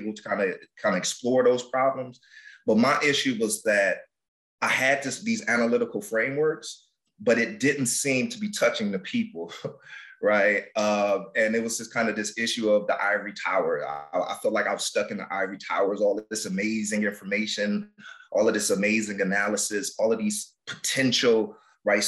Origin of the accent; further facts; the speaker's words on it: Detroit, Michigan, United States; Born and raised in Detroit. I grew up on the West Side